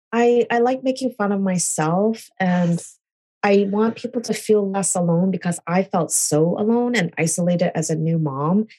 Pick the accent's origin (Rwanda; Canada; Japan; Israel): Canada; moved away as an adult; also born or lived in California, United States; now in New York, United States; I'm originally Canadian. I was born in California, but I moved to Canada when I was two